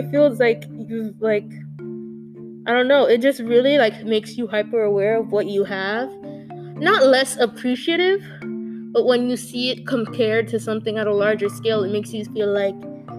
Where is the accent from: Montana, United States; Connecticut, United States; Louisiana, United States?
Connecticut, United States; Hartford; I grew up in Hartford for the majority of my life at the time